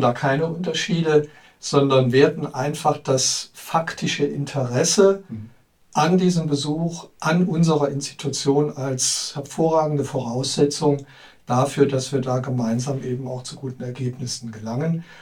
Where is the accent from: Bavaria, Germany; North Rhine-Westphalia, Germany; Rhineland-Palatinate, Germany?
Rhineland-Palatinate, Germany; Trier; Ich bin gebürtiger Trierer